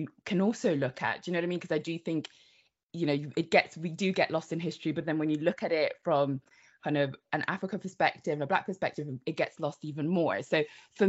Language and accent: English; Devon, South West England, United Kingdom; also born or lived in Democratic Republic of Congo; I was born in the Democratic Republic of Congo. I moved to the UK, Devon, when I was seven.